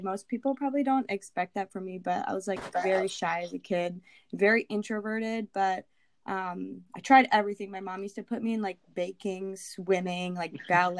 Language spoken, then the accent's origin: English; Hamilton, Ontario, Canada; I'm from Hamilton, Ontario, Canada.